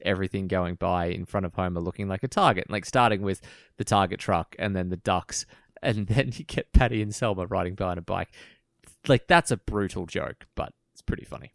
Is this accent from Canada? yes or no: no; Australia; we grew up in Australia